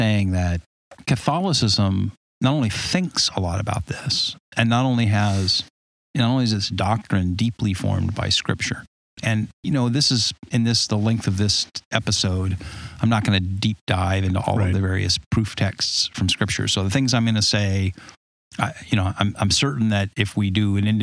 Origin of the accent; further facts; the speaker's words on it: Southern California, United States; moved away; I grew up in Southern California, you know, where you would like to live